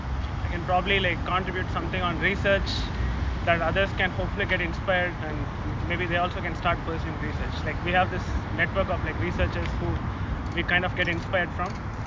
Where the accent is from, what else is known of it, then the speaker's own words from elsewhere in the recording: India; moved away as an adult; also born or lived in Durham, North Carolina; I'm not from Atlanta. I'm from India, and I went to Duke to do a PhD in like computer science.